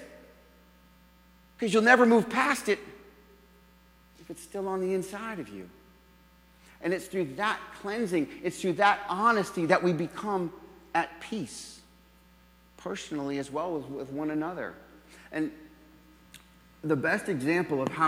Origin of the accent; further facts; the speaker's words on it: New England, United States; moved away; also born or lived in Jacksonville; I'm from New England originally